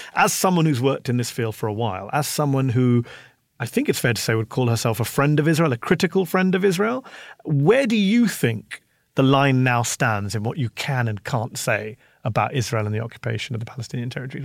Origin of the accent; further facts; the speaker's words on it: United Kingdom; now in United States; a British journalist living in the U S